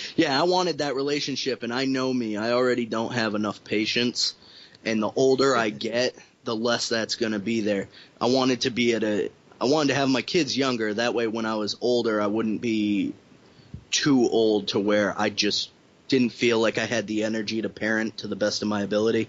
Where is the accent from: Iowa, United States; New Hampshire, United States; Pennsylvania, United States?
New Hampshire, United States; Somersworth; I'm from Somersworth, New Hampshire.